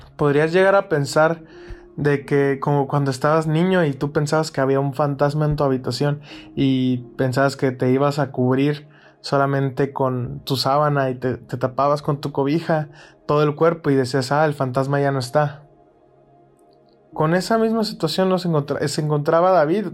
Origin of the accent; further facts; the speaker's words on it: Mexicali, Baja California, Mexico; soy de Mexicali, es una ciudad aquí en México, en la frontera